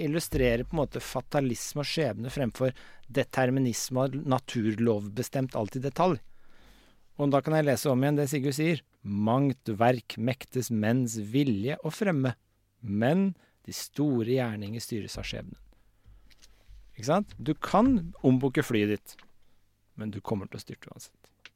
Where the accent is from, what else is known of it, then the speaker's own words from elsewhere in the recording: Årnes, Akershus, Norway; also born or lived in Vormsund; Jeg vokste opp i Vormsund og på Årnes